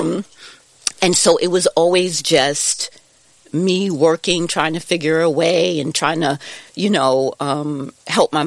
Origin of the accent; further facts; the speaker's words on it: Rockland County, New York, United States; also born or lived in Brooklyn, New York; we lived here in Brooklyn, actually, and moved to Rockland when I was, like, 3.